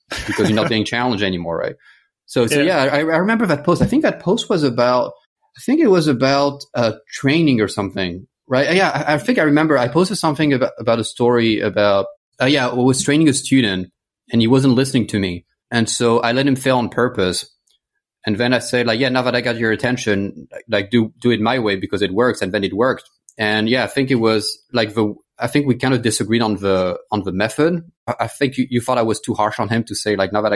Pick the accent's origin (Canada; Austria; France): France; English is a second language; moved away as an adult; also born or lived in United States / United Kingdom / Australia / Botswana; I grew up in France. My family's French. So I'm French-American